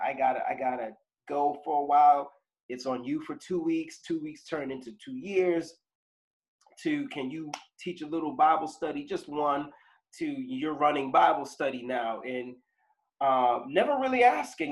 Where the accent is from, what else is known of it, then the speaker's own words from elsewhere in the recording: Boston, Massachusetts, United States; I was born here in Boston um, in the 70s